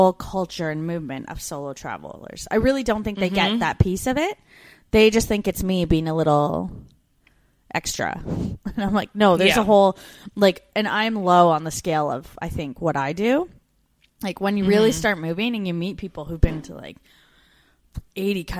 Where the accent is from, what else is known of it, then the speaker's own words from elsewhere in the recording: Canada; moved away as an adult; as a Canadian woman